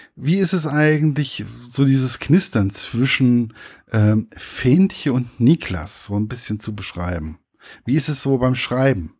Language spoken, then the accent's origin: German; village near Giessen, Hesse, Germany; now in Giessen, Germany; Also ich lebe ja in Gießen, aber prinzipiell mhm. ähm, ist mein Heimatdorf ist nicht weit weg